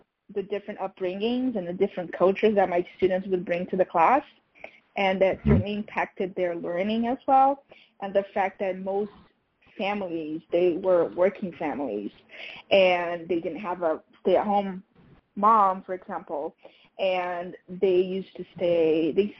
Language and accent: English; Rio de Janeiro, Brazil; English is a second language; moved away as an adult; also born or lived in Portugal / Lisbon, Portugal; now in New York City, United States; I'm from Rio de Janeiro.